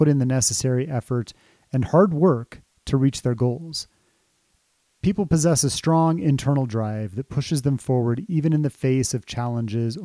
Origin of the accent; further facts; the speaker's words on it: Colorado, United States; I can remember living here in Colorado, growing up in Colorado